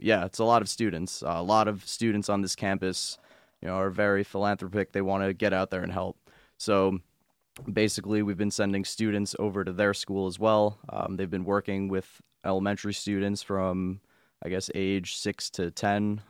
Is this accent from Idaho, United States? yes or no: no; Long Island, New York, United States; moved away as an adult; now in Binghamton, United States; I come from Long Island